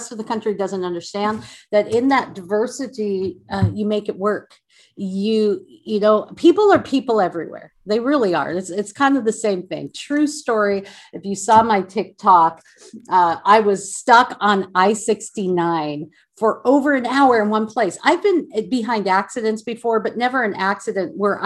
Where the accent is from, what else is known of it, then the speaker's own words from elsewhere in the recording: Seattle, Washington, United States; moved away as an adult; now in Texas, United States; my hometown of Seattle